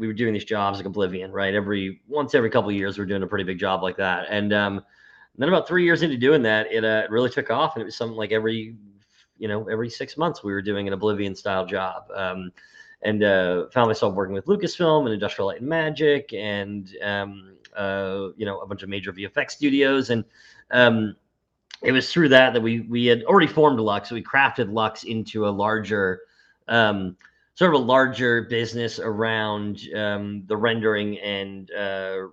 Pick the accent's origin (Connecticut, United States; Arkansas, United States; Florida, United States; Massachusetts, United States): Massachusetts, United States; Boston; born and raised in Boston or near Boston, 15 minutes outside the city-ish